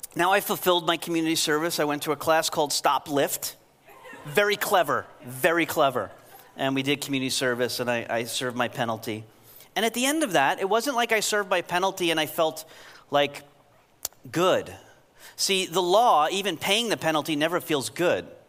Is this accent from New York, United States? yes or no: yes; New York, United States; I'm from New York